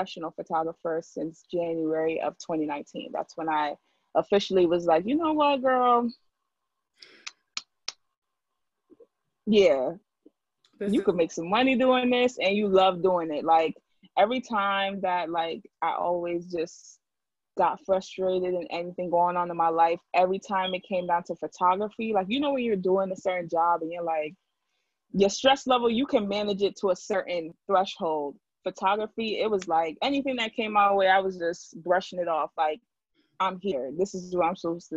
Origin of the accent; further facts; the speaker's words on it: Jamaica; now in Hartford, United States; I come from the Hartford area, but I'm originally from Jamaica